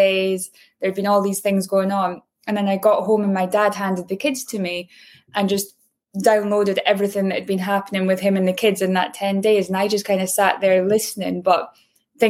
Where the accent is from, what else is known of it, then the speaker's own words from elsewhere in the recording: Aberdeen, Scotland, United Kingdom; moved away; where I grew up in Aberdeen, it was the oil and gas capital of Europe.